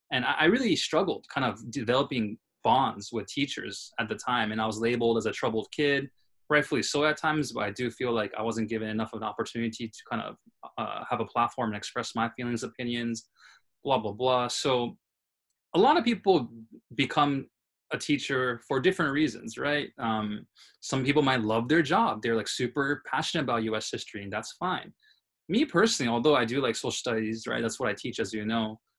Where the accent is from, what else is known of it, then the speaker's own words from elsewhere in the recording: Tokyo, Japan; also born or lived in New York City, United States; It's just growing up in Tokyo and New York City, right? Uh, New York City is where I was born.